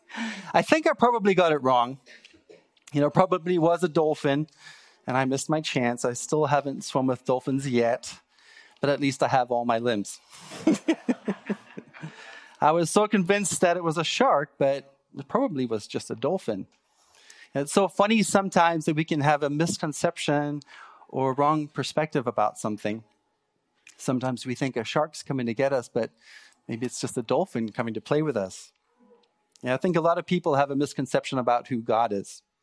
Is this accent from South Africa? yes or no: yes; South Africa; moved away as an adult; now in Canada; I grew up in South Africa